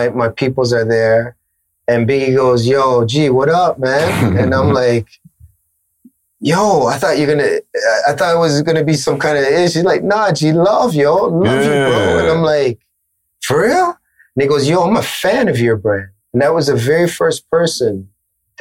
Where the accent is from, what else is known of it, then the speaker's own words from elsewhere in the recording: Toronto, Ontario, Canada; This is Toronto. Like, it was all about representing where I was from.